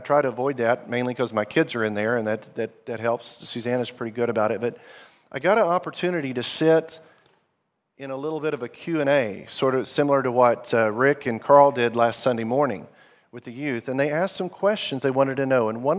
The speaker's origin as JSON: {"language": "English", "country": "Zimbabwe", "tie": "born or raised there", "also_born_or_lived": "Arkansas, United States", "said": "I grew up in the country that's now known as Zimbabwe. My parents were missionaries there. We're from Arkansas in the U.S., good place to get barbecue and fried chicken."}